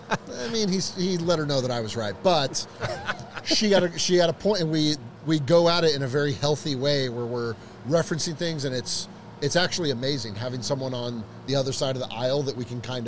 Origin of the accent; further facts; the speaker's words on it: Orange County, California, United States; Born and raised in Orange County